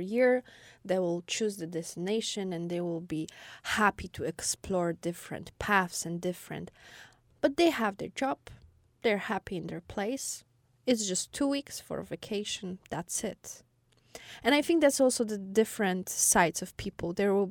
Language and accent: English; Wrocław, Lower Silesian Voivodeship, Poland; born there; I was born in a way bigger city than I lived before. So there was always like, oh, I was born in Wrocław.